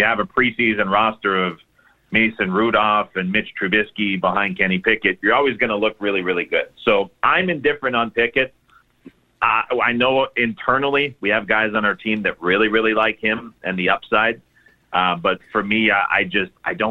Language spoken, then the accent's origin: English; Canada; being Canadian